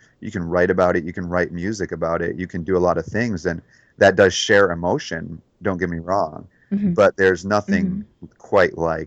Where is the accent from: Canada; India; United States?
United States; Detroit, Michigan; moved away; growing up in Detroit